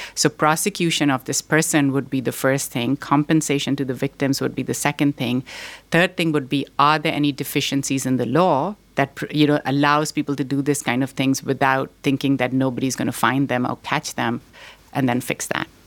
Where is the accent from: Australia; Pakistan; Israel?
Pakistan; also born or lived in Boston; now in United States; I was born here in Boston, but I grew up in Pakistan